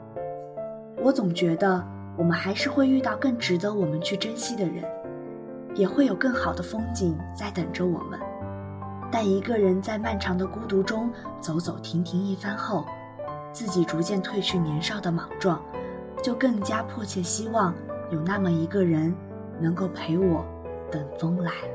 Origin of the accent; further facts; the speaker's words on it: Anhui, China; 虽然我不是一个北方人，但是安徽的话是在中国的中部地区，就像我们那里去年还是下了一场非常大的雪